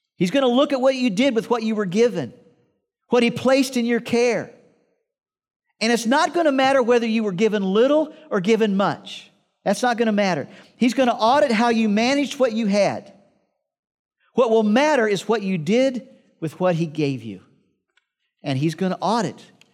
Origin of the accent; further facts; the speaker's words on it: Midwest, United States; I grew up in the Midwest and we had to clean out barns